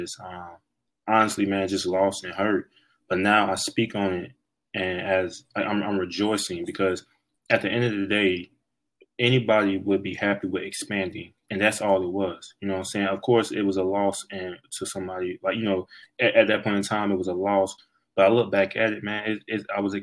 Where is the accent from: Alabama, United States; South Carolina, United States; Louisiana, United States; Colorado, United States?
South Carolina, United States; also born or lived in Tampa Bay, Florida; I feel like I'm really from South Carolina. That's why I went to high school, and that's why I went to college